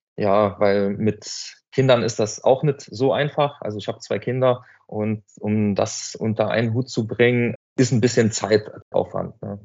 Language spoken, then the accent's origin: German; Hanweiler, Saarland, Germany; Ich bin aus Hanweiler